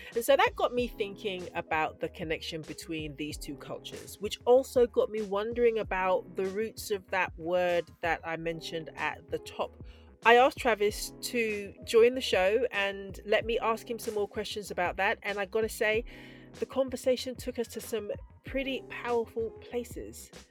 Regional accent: Scotland, United Kingdom; I was born in Scotland. My mum is from Takoredi, which is in Ghana, both my parents are from Ghana

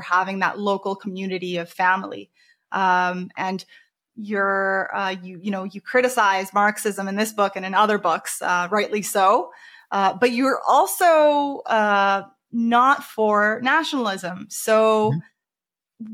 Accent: United States; moved away; I grew up in America for ten years

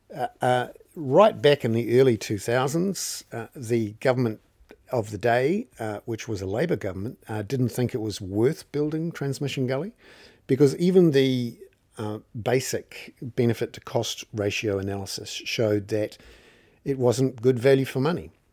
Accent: Wellington, New Zealand; I'm from Wellington

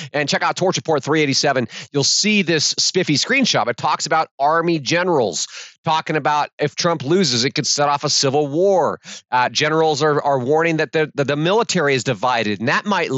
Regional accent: United States; we American patriots

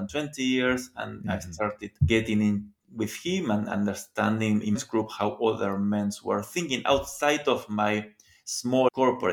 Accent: Argentina; I am from Argentina

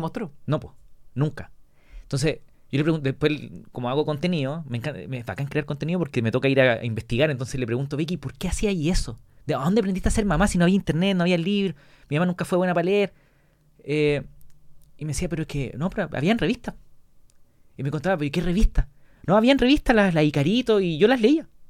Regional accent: La Serena, Coquimbo, Chile; also born or lived in United States; nunca me fui de vacaciones fuera de La Serena con mi mamá

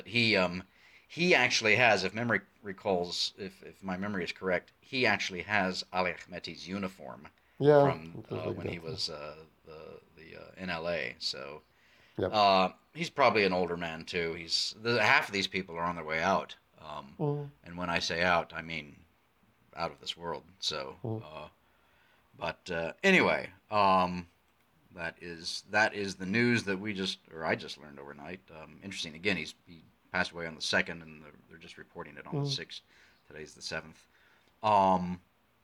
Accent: United States; I'm speaking as an American

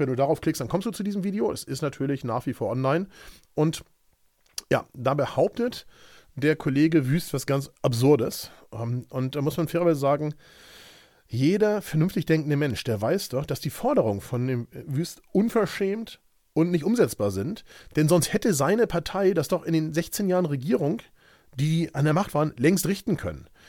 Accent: Hamburg, Germany; Ich bin Hamburger Jung und nur weil ich paar hundert Meter vom Ortsschild entfernt wohne

